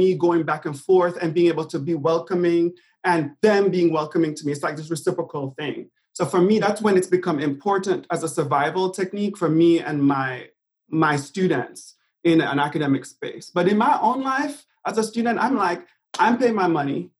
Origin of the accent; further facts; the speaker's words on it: Jamaica; moved away as an adult; also born or lived in New York; now in United States; growing up in Jamaica.